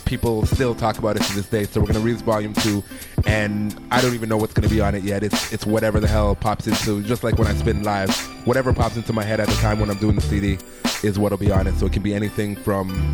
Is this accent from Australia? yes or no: no; Toronto, Ontario, Canada; moved away; I'm from Toronto, where we're spoiled that every week, every night, there's something going on.